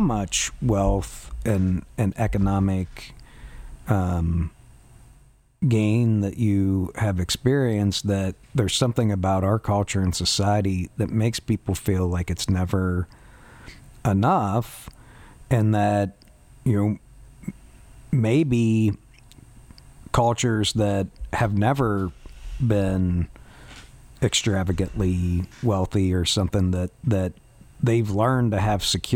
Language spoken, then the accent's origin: English; West Virginia, United States; I'm from West Virginia